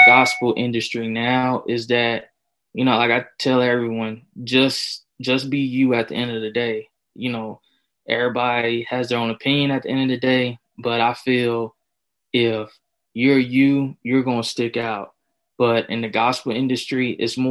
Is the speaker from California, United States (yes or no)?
no; Winston-Salem, North Carolina, United States; also born or lived in Lexington, North Carolina; I'm from Lexington, North Carolina. Mm-hmm. I was born in Winston-Salem, so that's where I'm from